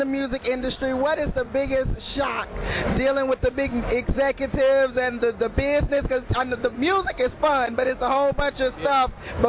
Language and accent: English; Louisiana, United States; moved away; I'm from Louisiana, too, originally